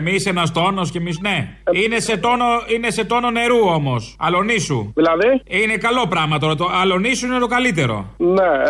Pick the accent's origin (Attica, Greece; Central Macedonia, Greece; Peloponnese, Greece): Peloponnese, Greece; Mani; εγώ είμαι κάτω από τη Μάνη